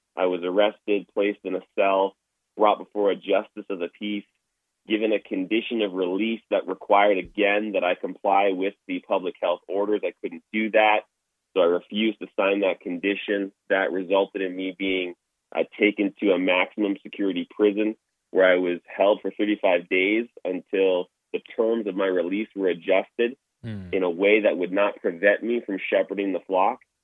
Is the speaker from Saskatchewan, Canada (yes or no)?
no; Toronto, Ontario, Canada; now in Alberta, Canada; I grew up in Toronto, Ontario